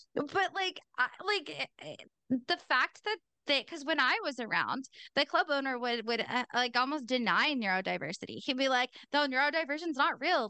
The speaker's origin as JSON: {"language": "English", "region": "Pacific Northwest", "country": "United States", "said": "I'm also from the Pacific Northwest. We have no accent over there"}